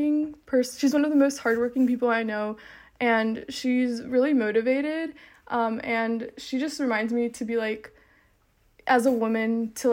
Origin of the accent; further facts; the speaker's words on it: Charlotte, North Carolina, United States; I'm from Charlotte, North Carolina